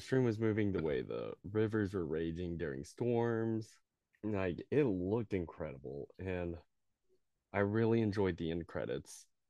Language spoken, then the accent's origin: English; the Ozarks, United States; I grew up in the Ozarks